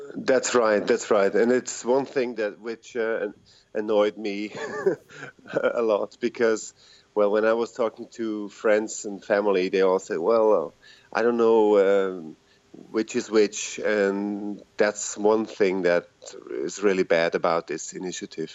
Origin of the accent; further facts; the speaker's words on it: Zurich, Switzerland; I'm from Switzerland, uh, Zurich